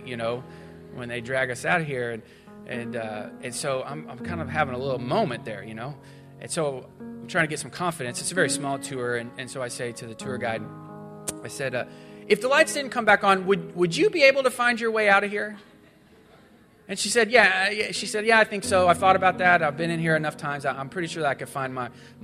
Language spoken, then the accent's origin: English; Missouri, United States; I grew up in Missouri